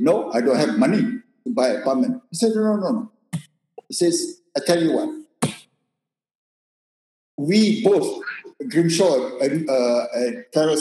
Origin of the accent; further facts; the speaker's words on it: Malaysia; moved away; I'm just a Malaysian